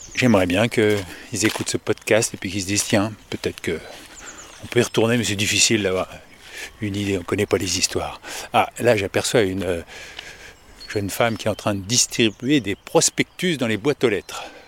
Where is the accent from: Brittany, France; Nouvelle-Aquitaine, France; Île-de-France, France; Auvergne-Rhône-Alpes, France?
Île-de-France, France; Paris suburbs; Je suis de la banlieue parisienne